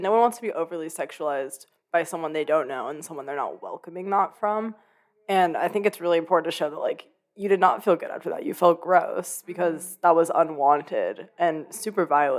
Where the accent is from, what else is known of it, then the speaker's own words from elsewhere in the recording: Oakland, California, United States; moved away as an adult; I grew up in Oakland, which is a almost predominantly Black city. It's just incredibly diverse.